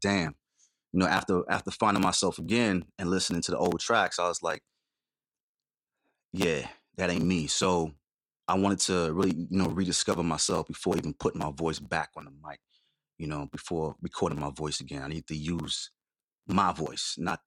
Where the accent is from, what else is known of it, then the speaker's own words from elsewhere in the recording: New York City, New York, United States; moved away as an adult; also born or lived in Dominica; I was born in Dominica in the West Indies, grew up in Queens